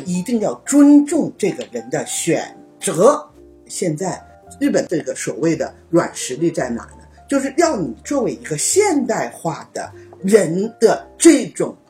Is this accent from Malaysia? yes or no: no; China; now in Japan; 我们作为中国人